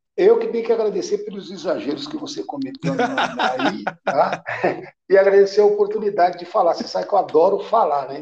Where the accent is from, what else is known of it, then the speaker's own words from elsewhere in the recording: Araçatuba, São Paulo, Brazil; Eu comecei em clube quando era pequeno, lá em Aracatuba